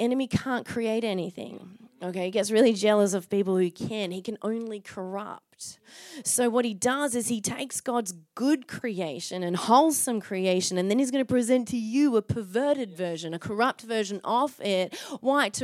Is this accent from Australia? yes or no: yes; Byron Bay, New South Wales, Australia; now in Perth, Australia; Got thick skin growing up in Byron Bay